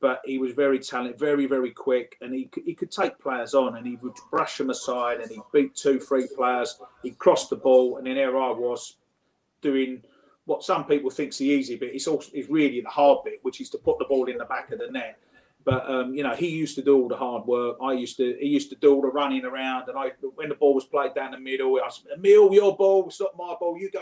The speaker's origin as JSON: {"language": "English", "town": "Romford", "region": "London", "country": "United Kingdom", "tie": "born or raised there", "said": "I grew up in Romford."}